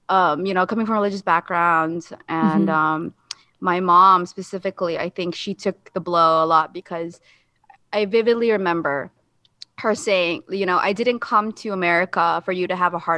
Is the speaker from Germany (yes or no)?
no; Philippines; my experience, you know, being a Filipino itself, I think there's a lot of obsession with um, image